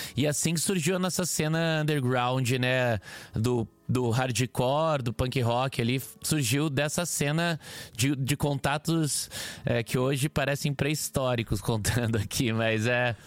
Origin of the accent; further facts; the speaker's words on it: Curitiba, Paraná, Brazil; accent: Curitiba; now in São Paulo, Brazil; eu sou do sul, não tão sul quanto você, mas eu sou de Curitiba